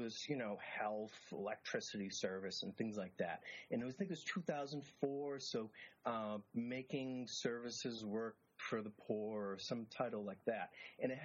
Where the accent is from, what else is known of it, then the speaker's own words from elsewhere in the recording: city just north of Boston, Massachusetts, United States; my hometown